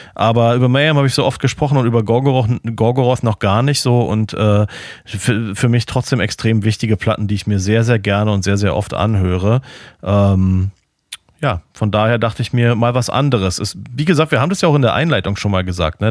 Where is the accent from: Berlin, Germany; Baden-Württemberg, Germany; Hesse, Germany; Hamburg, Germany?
Berlin, Germany; now in Florida, United States; als Berliner